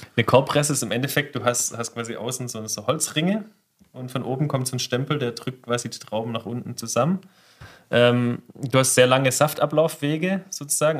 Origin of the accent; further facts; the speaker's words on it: Remstal, Baden-Württemberg, Germany; now in Hessigheim, Germany; Ich bin Remstäler